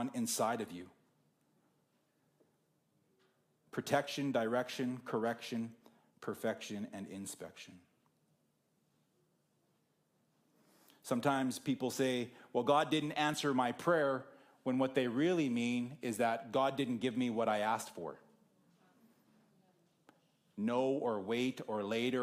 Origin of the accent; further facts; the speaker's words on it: Whitewood, Saskatchewan, Canada; moved away; my hometown of Whitewood is halfway between here and Saskatoon